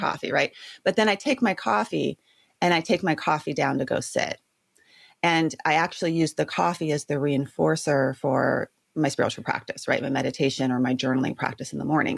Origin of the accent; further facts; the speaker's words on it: Santa Barbara, California, United States; was born and raised in Santa Barbara